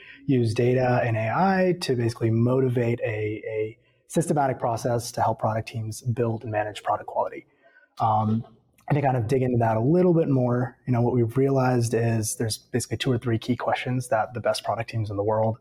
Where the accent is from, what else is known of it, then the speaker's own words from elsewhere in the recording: Atlanta, Georgia, United States; also born or lived in Stanford; I grew up here in Atlanta